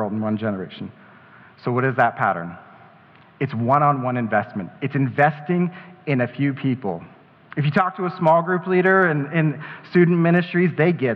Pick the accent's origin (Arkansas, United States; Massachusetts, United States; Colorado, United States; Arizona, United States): Colorado, United States; Colorado Springs; shout out to Colorado Springs, that's my hometown